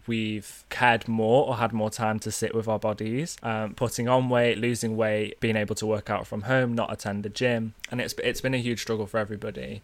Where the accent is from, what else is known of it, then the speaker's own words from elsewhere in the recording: North Wales, United Kingdom; accent: northern; I grew up in North Wales